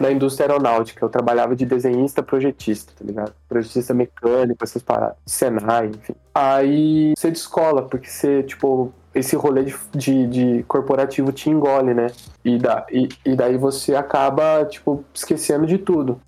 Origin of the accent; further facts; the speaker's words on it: Caçapava, São Paulo, Brazil; eu cresci em Caçapava, é uma cidade bem pequena